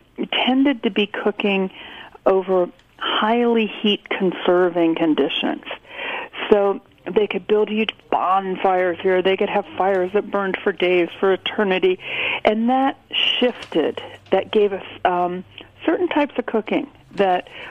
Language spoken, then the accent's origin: English; Columbus, Ohio, United States; moved away as an adult; now in New York City, United States; I was born in Columbus, Ohio. I've lived my entire adult life in New York City.